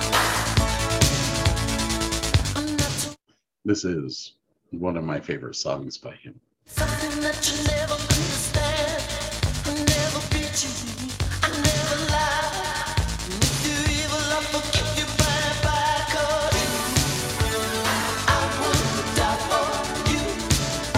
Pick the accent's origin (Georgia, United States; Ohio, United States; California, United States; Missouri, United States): Ohio, United States; Medina; also born or lived in Sheffield Lake, Ohio; I was held back in the third grade because we moved. We moved from Sheffield Lake to Medina, and I love Sheffield Lake.